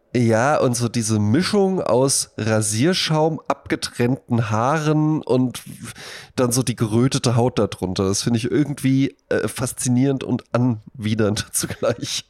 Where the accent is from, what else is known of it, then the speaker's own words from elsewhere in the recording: Germany; In Bonn-Baden, wo ich herkomme, neben dem Haus, in dem ich aufgewachsen bin